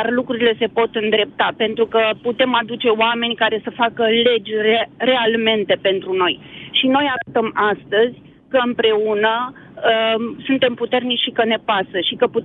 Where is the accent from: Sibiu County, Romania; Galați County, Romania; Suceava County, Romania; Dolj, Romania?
Dolj, Romania; Craiova; Da, din Craiova venim.